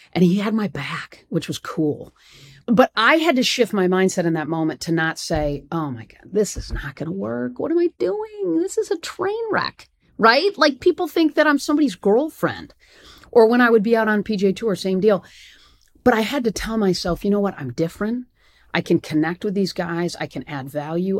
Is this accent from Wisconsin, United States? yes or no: no; East Lansing, Michigan, United States; moved away as an adult; now in Atlanta, United States; I'd grown up in East Lansing